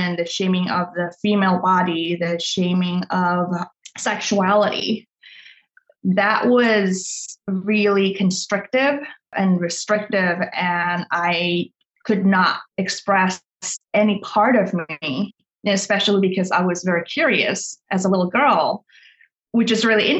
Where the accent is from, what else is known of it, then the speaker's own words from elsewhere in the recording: Indonesia; I grew up in Indonesia in a Chinese family